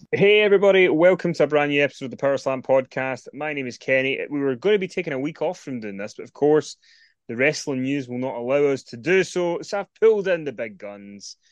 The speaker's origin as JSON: {"language": "English", "region": "Scotland", "country": "United Kingdom", "said": "It's in Scotland."}